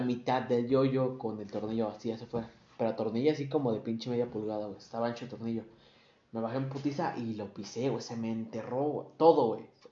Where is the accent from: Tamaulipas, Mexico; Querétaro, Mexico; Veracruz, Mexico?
Querétaro, Mexico; Somos de Querétaro